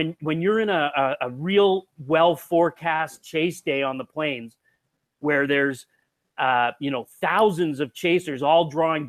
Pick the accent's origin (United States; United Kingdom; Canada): Canada; Ontario; moved away; also born or lived in Canadian Prairies; I grew up in Ontario in Eastern Canada, and I moved out to the prairies